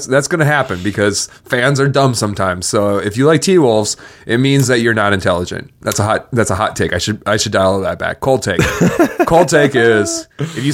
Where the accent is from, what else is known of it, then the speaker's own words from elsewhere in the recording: Minnesota, United States; We're from Minnesota